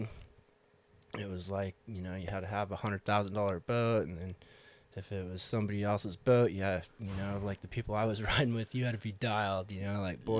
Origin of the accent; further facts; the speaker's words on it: Coeur d'Alene, Idaho, United States; I grew up in Coeur d'Alene, Idaho